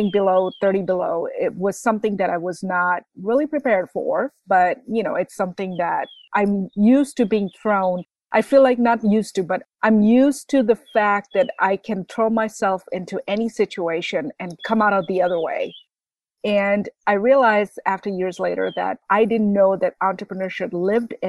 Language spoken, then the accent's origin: English; Bangladesh; moved away as an adult; also born or lived in Midwest, United States; now in United States; I grew up in Bangladesh.